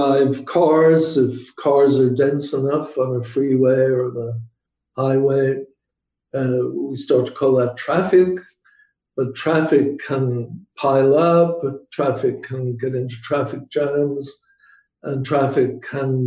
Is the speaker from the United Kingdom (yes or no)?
yes; Belfast, Northern Ireland, United Kingdom; moved away as an adult; also born or lived in England / Michigan; now in United States; I grew up in Northern Ireland in Belfast, and that itself was an education.